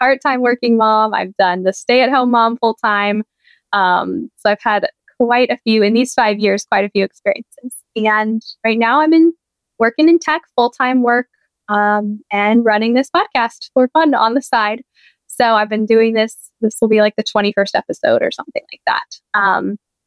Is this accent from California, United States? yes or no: yes; San Diego, California, United States; moved away as an adult; now in Pennsylvania, United States; I grew up in San Diego